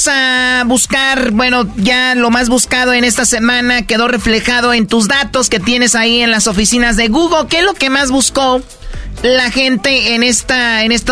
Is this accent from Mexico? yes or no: yes; Mexico